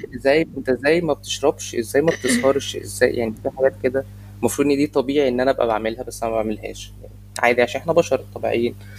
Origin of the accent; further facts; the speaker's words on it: Egypt; انا مصري